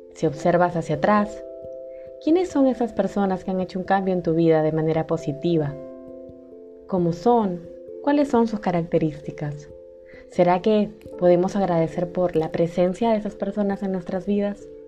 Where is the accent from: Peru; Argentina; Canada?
Peru; en mi país, Perú